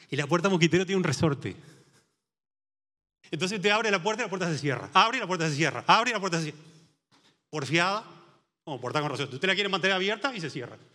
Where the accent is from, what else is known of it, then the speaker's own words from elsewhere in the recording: San José, Uruguay; cuando vine de San José Este y, mis hijas iban a la escuela